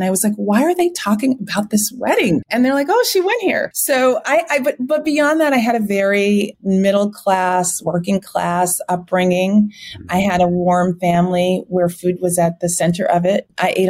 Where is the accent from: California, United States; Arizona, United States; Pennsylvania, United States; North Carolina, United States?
California, United States; Los Angeles; In terms of growing up in LA, it just wasn't that interesting. You know, I went to school in Hollywood, which sounds really fun. I graduated from the Hollywood Bowl, which was amazing.